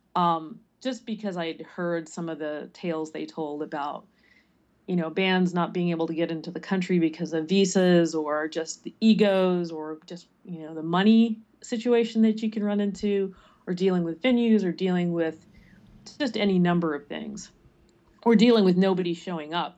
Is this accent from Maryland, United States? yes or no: yes; Prince George's County, Maryland, United States; also born or lived in California / Midwest; now in Baltimore, United States; I did grow up in Maryland, but not in the Baltimore area, more toward D C.